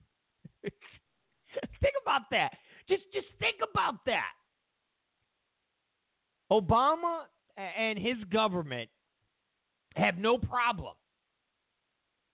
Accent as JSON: {"language": "English", "town": "Rochester", "region": "New York", "country": "United States", "moved": "yes", "said": "I'm originally from Rochester, New York."}